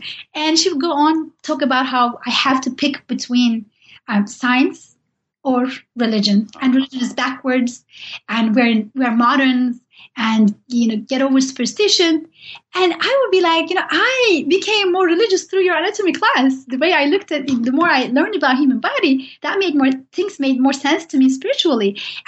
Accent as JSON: {"language": "English", "country": "Turkey", "second_language": "English", "said": "I did, even though I'm from Turkey and Said Nursi has lived there and wrote there, I didn't know much about him."}